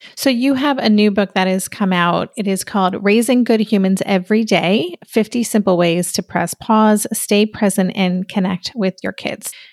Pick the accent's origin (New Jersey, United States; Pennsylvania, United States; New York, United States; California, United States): New York, United States; as a New Yorker